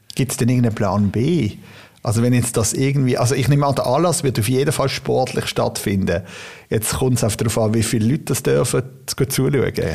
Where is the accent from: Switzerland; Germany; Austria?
Switzerland; Basel-Landschaft; ich komme ja aus dem Baselland